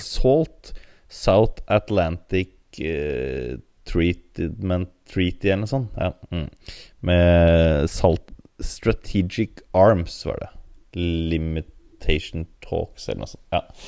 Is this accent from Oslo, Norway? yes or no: yes; Oslo, Norway; jeg kommer fra Grorud, så en multietnisk samfunn